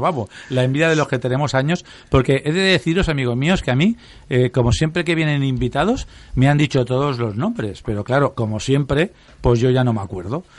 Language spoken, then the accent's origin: Spanish; Valencian Community, Spain; somos valencianos